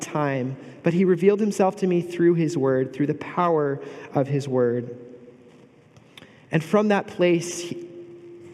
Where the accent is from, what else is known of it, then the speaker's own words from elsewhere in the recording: Bay Area, California, United States; moved away as an adult; now in Pomona, United States; I grew up in the Bay Area.